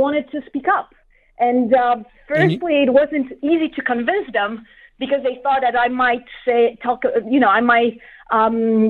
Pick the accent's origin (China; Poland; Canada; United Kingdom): Poland; moved away as an adult; now in Arizona, United States; not from here. I'm originally from Poland. I've lived in Arizona for almost 5 years now.